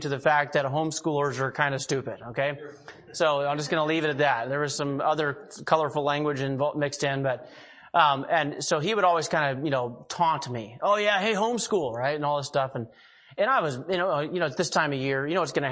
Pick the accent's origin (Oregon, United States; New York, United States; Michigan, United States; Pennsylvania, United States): Oregon, United States; Eugene; also born or lived in Monroe, Oregon; now in Hillsboro, United States; I grew up down in Eugene, Springfield, but we lived in Monroe, Oregon.